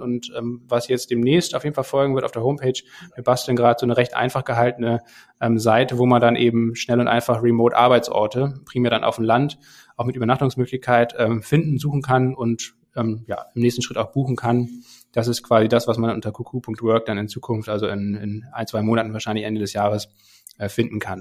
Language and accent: German; Kiel, Schleswig-Holstein, Germany; moved away as an adult; Kiel, meine Heimatstadt